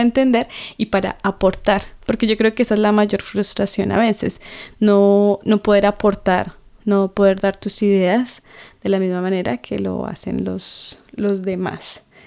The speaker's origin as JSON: {"language": "Spanish", "country": "Colombia", "accent": "Colombian", "first_language": "Spanish", "moved": "yes", "said": "mi acento mm. colombiano."}